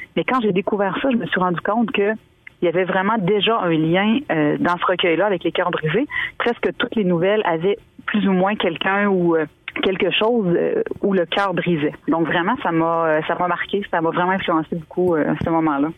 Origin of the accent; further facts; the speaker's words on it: Île aux Grues, Quebec, Canada; also born or lived in Montmagny, Quebec; je suis née à l'île aux Grues. J'ai grandi quelques années. Ensuite, on a déménagé à Montmagny